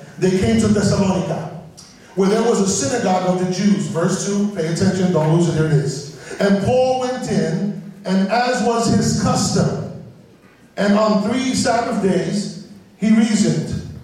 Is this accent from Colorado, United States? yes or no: no; New York City, New York, United States; I'm from the South Bronx, and in my context, the church goes back to the preacher.